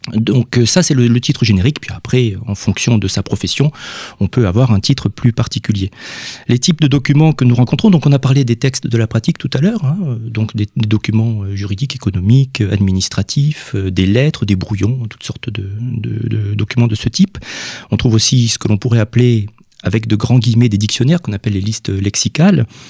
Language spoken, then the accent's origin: French; Villefranche-de-Rouergue, Occitania, France; je viens de Villefranche-de-Rouergue